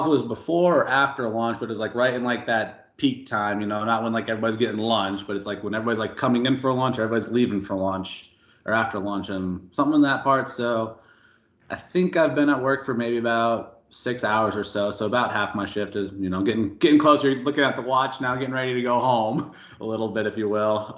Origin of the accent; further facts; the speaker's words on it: Albuquerque, New Mexico, United States; moved away as an adult; I was born and raised in uh, Albuquerque, New Mexico. Um, lived there for 18, 19 years